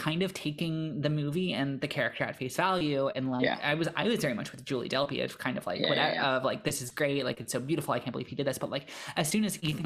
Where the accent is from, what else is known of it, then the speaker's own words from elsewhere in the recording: United States; in America, we're taught to be a lot less distrustful of like strangers